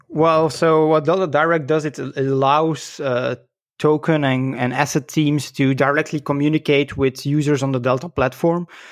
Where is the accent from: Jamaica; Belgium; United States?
Belgium; I was born in Belgium, so I'm a, a Belgian lad